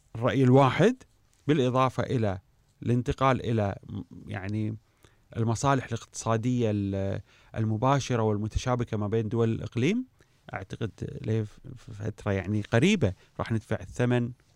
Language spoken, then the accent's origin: Arabic; Kuwait; احنا في الكويت